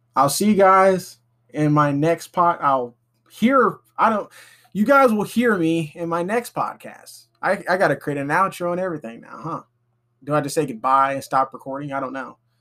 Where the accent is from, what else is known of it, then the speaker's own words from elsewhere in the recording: Alabama, United States; I'm from Alabama, still living here